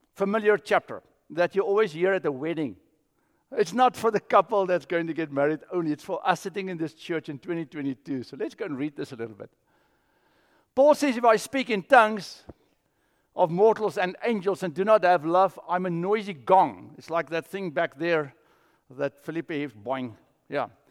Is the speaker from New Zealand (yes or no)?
no; South Africa; moved away; I grew up in South Africa